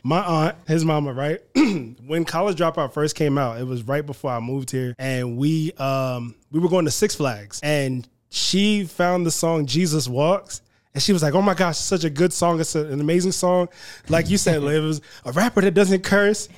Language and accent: English; New York City, New York, United States; I'm from Queens, New York.